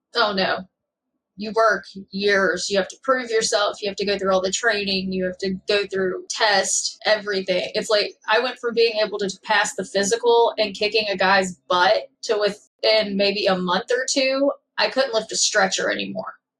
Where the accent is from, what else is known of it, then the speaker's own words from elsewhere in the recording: Kentucky, United States; born and raised in Kentucky, small town